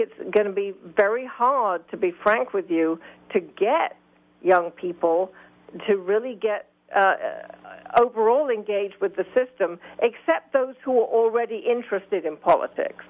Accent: United Kingdom; now in United States; I come from Great Britain

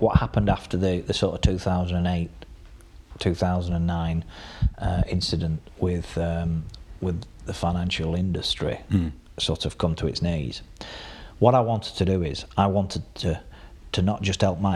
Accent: Burnley, North West England, United Kingdom; where are you from? I said, Burnley

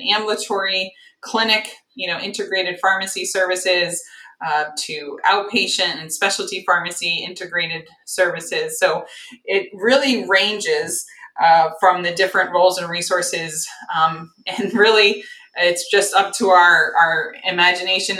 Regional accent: Northeast, United States; moved away as an adult; now in Cincinnati, United States; I'm from the Northeast

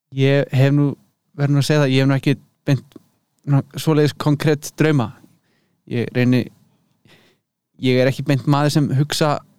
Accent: Hvanneyri, Western Region, Iceland; moved away as an adult; also born or lived in Berlin, Germany; now in Leipzig, Germany; ég er uppalinn á Kvanneri í borgarverði

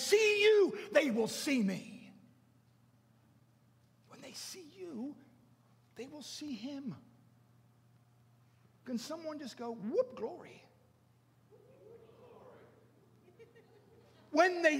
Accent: Baltimore, Maryland, United States; I grew up in Baltimore. And I was a little kid

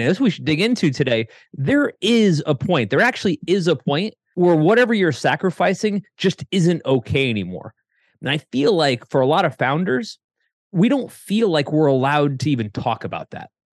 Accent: Connecticut, United States; moved away as an adult; also born or lived in Ohio; I was living in Ohio, I grew up in Connecticut

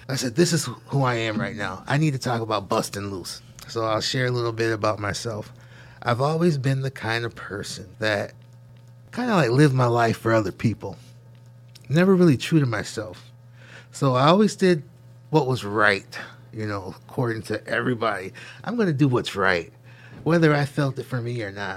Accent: Syracuse, New York, United States; growing up in Syracuse, I grew up right here in the campus

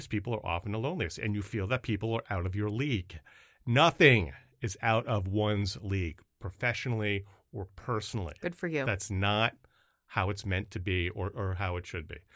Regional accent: Canada; I'm from Canada. It's French, Korean, uh

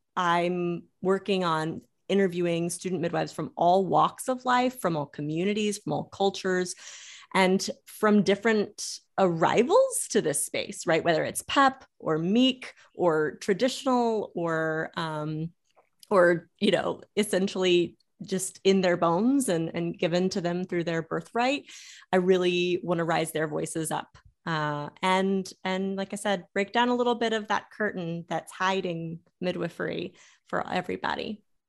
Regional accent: Florida, United States; also born or lived in Louisiana; But growing up in Florida and Louisiana and seeing midwifery change and adapt

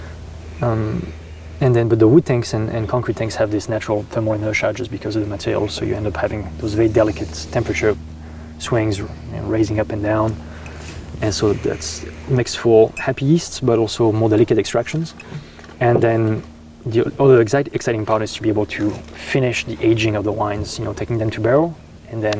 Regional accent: Rhône Valley, Auvergne-Rhône-Alpes, France; English is a second language; moved away as an adult; also born or lived in Burgundy, France; now in Oregon, United States; I grew up in the Rhone Valley. All my family is from the Loire Valley in France, but my parents moved into the Rhone Valley when I was 5 years old

